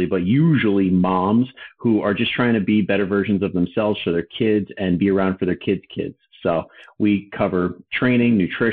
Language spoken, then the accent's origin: English; New Jersey, United States; I'm from Jersey.